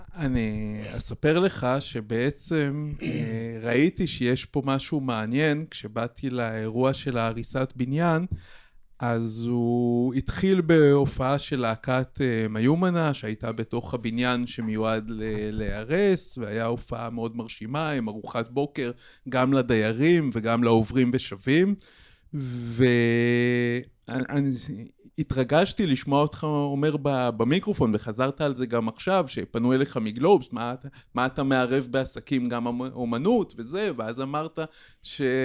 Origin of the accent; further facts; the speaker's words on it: Israel; now in Petah Tikva, Israel; אני מקיבוץ במקור